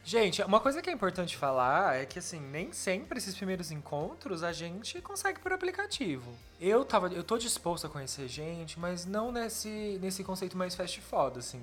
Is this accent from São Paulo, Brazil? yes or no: yes; Campinas, São Paulo, Brazil; Eu sou de Campinas.